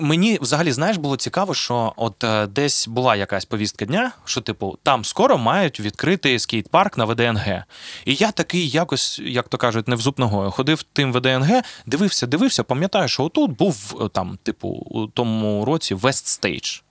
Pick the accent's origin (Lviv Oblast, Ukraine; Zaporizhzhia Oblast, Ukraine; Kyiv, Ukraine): Zaporizhzhia Oblast, Ukraine; Zaporizhzhia; в Запоріжжі, звідки я родом